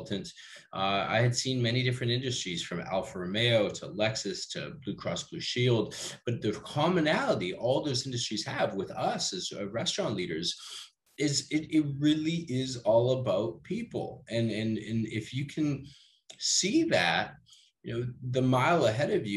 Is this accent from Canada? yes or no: yes; Canada; also born or lived in Peru; I'm Canadian Peruvian